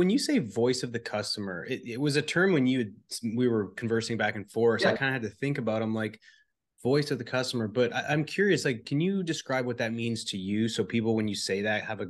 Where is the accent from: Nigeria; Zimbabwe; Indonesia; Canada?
Canada; now in Houston, United States; you're from the UK, I'm from Canada.